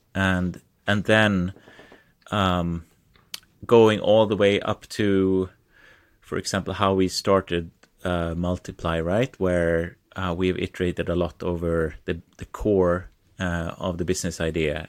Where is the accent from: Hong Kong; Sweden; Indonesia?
Sweden; I am from Sweden. I live two hours south of Stockholm.